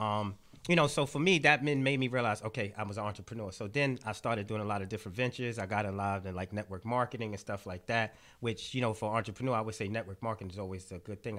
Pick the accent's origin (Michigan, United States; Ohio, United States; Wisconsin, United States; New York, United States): New York, United States; New York City; I grew up in Brownsville